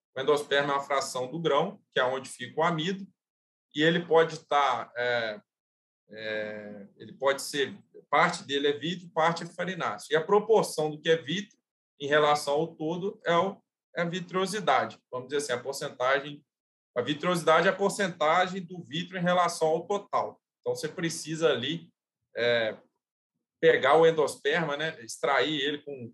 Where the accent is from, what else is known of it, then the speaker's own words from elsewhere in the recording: Juiz de Fora, Minas Gerais, Brazil; also born or lived in Lavras, Minas Gerais; eu sou, sou mineiro, sou natural de, de Juiz de Fora, Minas Gerais